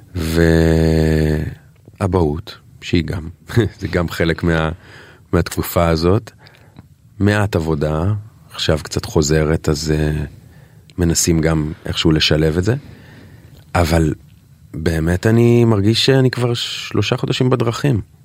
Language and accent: Hebrew; Israel